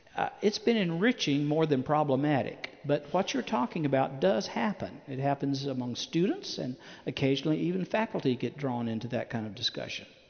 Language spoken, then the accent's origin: English; Chattanooga, Tennessee, United States; I, am from Chattanooga, Tennessee. That's my hometown.